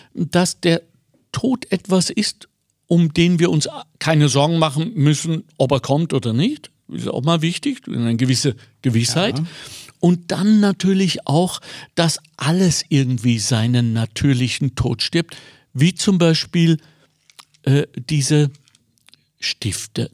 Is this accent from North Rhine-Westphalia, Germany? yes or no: yes; Ruhr area, North Rhine-Westphalia, Germany; moved away; ich komme ursprünglich aus dem Ruhrgebiet